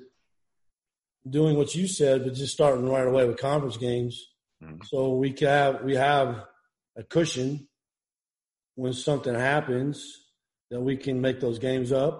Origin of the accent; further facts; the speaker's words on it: Iowa, United States; moved away; I grew up in Iowa, Hawkeye